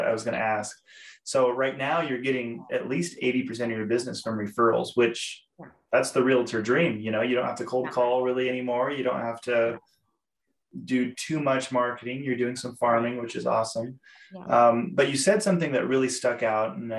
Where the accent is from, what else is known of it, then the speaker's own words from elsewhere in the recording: Boise, Idaho, United States; moved away as an adult; now in Utah, United States; I grew up in Boise, Idaho